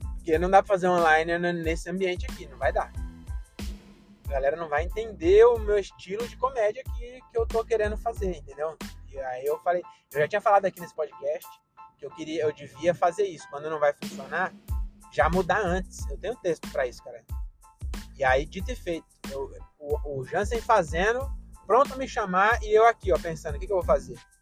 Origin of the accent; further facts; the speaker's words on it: Francisco Morato, São Paulo, Brazil; sou de Morato